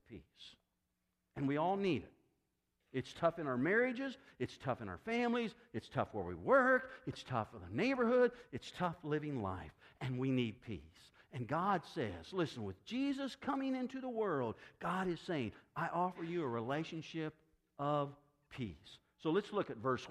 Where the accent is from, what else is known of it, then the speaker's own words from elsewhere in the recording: Decatur, Illinois, United States; I grew up in Decatur, Illinois